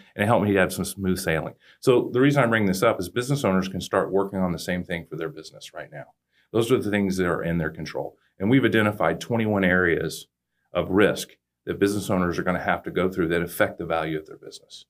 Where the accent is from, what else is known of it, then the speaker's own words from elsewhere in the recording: Katy, Texas, United States; also born or lived in Cypress, Texas; I live out in Katy now. I'm from Katy, but I moved back out there about five years ago